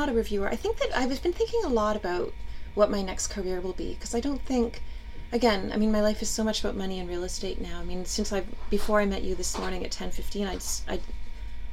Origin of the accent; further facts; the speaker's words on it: Winnipeg, Manitoba, Canada; also born or lived in Saskatoon; now in New York City, United States; I didn't grow up in Saskatoon, I grew up in Winnipeg